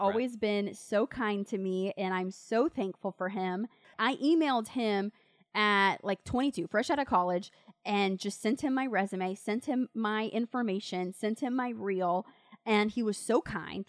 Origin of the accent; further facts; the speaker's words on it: Winter Haven, Florida, United States; I grew up in a little town, it's about an hour away from Tampa, it's called Winter Haven